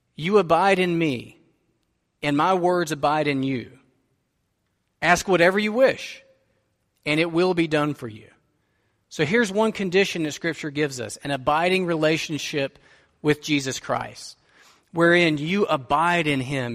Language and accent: English; United States; we are prosperous American suburbanites